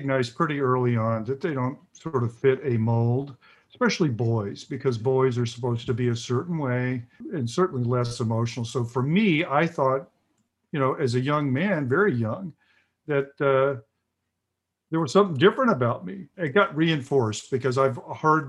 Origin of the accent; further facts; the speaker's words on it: the South, United States; I grew up in the South in the 50s, late 50s, early, and 60s, and then early 70s